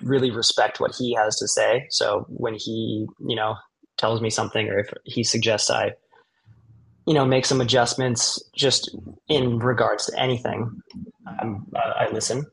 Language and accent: English; Kauai, Hawaii, United States; moved away as an adult; now in California, United States; I grew up, you know, on the south side of Kauai.